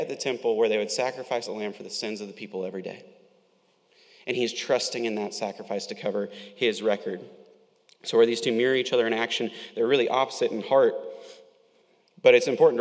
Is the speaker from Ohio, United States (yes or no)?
no; Winter Haven, Florida, United States; growing up in Polk County in Winter Haven, plenty of us are familiar with orange groves